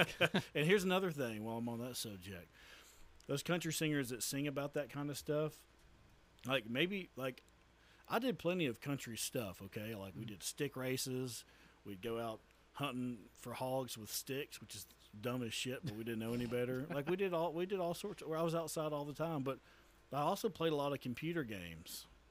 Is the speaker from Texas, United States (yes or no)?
yes; Tyler, Texas, United States; moved away as an adult; also born or lived in Price, Texas / Henderson, Texas; now in Crandall, United States; I'm from the Tyler area.